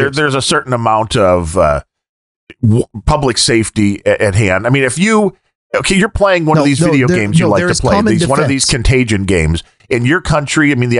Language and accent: English; United States